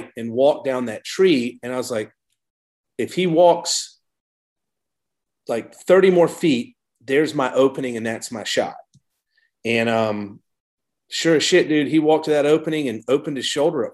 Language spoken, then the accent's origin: English; Savannah, Georgia, United States; moved away as an adult; also born or lived in New York City / Mill Creek, Washington; I grew up in Savannah, Georgia